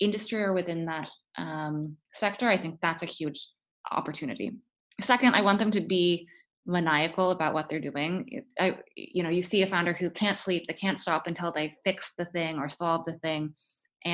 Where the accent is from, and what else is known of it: Florida, United States; born or raised there; moved away as an adult; also born or lived in Stanford, California